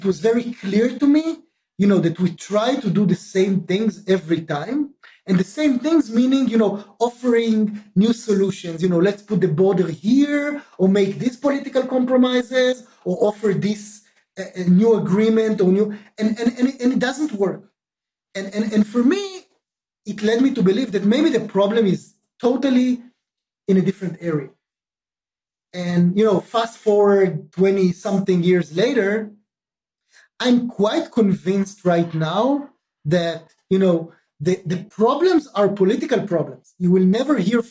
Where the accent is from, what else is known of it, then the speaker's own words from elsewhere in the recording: Israel; I was born and raised in Israel